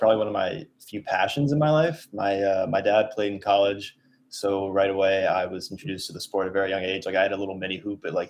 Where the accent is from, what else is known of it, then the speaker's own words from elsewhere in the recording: Connecticut, United States; I'm from Connecticut, so I'm not from the Denver area